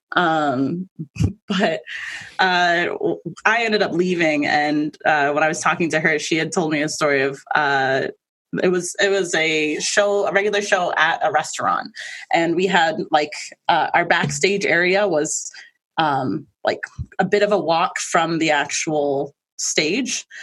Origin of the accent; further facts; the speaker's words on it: Maine, United States; also born or lived in Manhattan, New York / Queens, New York; we moved over here when I was little. So I've been here most of my life